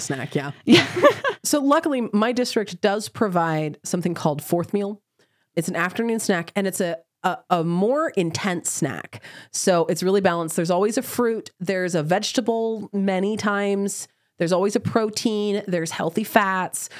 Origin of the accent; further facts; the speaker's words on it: Oklahoma, United States; I have was born in Oklahoma. I grew up in Oklahoma